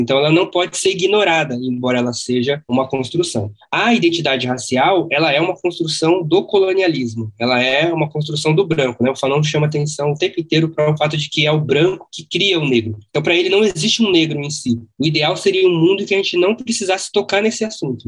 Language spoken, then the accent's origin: Portuguese; Brazil; Quando eu me vejo como, sei lá, como brasileiro, eu deixo de me ver como boliviano